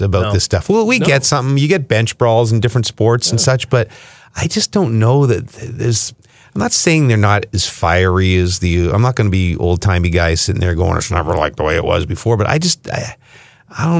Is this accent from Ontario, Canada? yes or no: yes; Ottawa, Ontario, Canada; born or raised there